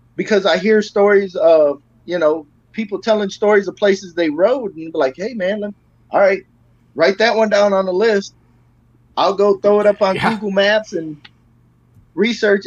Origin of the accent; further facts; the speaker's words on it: Michigan, United States; now in Texas, United States; I'm from Michigan, but I moved to Texas because I hate the cold.